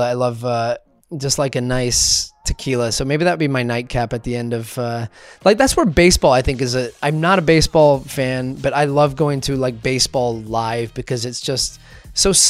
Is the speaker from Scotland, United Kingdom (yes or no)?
yes; Scotland, United Kingdom; I grew up in Scotland and I know it's like the United Kingdom when England won the World Cup in '66.